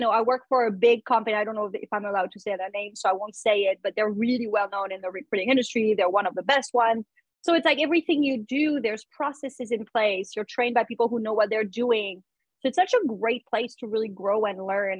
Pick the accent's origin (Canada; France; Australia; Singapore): France; English is a second language; moved away as an adult; now in New York, United States; I am uh, originally from France. I moved to the US when I was 20. I did not speak English.